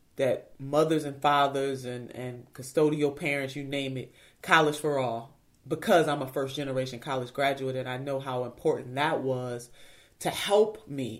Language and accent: English; Cleveland, Ohio, United States; I'm a city girl. I'm from Cleveland, Ohio.